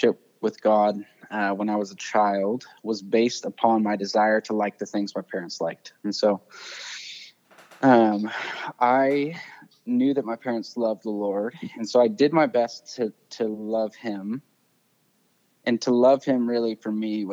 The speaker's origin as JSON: {"language": "English", "region": "central Indiana", "country": "United States", "tie": "born or raised there", "also_born_or_lived": "Montana / Arizona", "said": "we moved when I was real little to Indiana, spent my whole childhood there, kind of around central Indiana"}